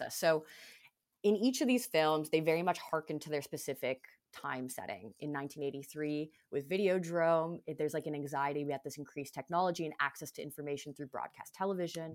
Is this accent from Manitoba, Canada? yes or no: no; Toronto, Ontario, Canada; this is shit that I grew up with in Canada